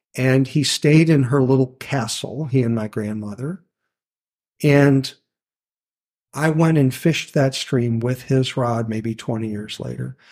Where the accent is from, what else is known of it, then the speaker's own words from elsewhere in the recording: Louisville, Kentucky, United States; also born or lived in Ann Arbor, Michigan; now in Maine, United States; I'm from Louisville, Kentucky, originally. My grandparents had four ponds on their farm outside Louisville